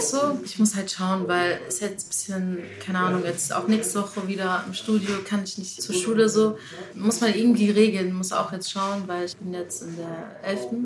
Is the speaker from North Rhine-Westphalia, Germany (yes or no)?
no; Heidelberg, Baden-Württemberg, Germany; in Heidelberg geboren